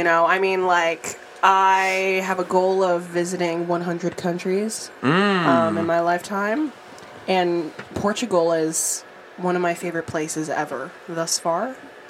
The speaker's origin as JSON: {"language": "English", "region": "Louisiana", "country": "United States", "said": "I'm from Louisiana."}